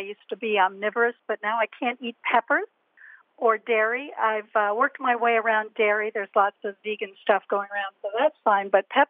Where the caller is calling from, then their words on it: Long Beach Island, New Jersey, United States; Long Beach Island, New Jersey.